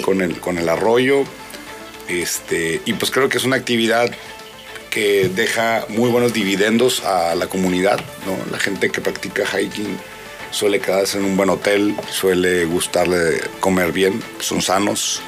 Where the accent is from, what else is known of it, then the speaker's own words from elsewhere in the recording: Mexicali, Baja California, Mexico; yo soy de Mexicali, el desierto